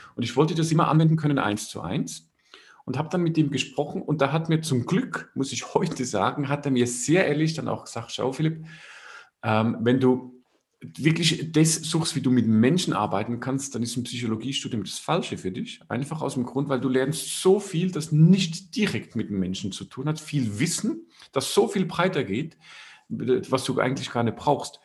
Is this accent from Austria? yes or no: no; Switzerland; Bei uns in der Schweiz